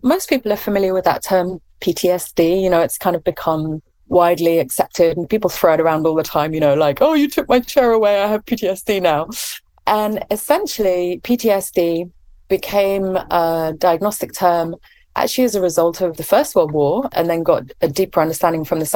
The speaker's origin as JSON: {"language": "English", "region": "England", "country": "United Kingdom", "accent": "English", "moved": "as an adult", "lives_now": "California, United States", "said": "as you can probably tell from my accent, I'm English."}